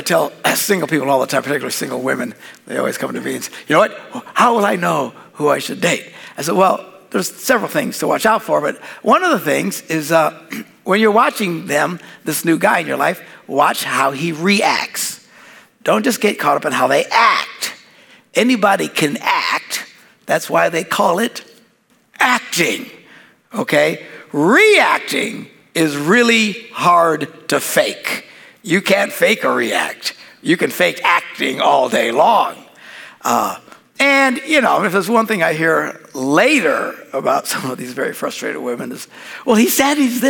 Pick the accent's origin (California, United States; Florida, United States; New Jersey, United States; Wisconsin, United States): Wisconsin, United States; We're from Wisconsin